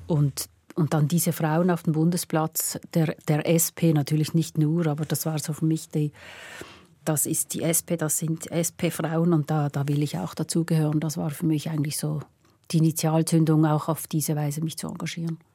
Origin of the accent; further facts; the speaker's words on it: Pratteln, Basel-Landschaft, Switzerland; Ich bin in Pratteln aufgewachsen, Basel-Land